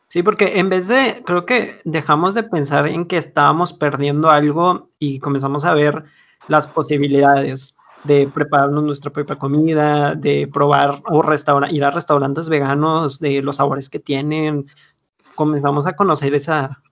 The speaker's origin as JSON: {"language": "Spanish", "town": "Monterrey", "region": "Nuevo León", "country": "Mexico", "said": "como buenos regios"}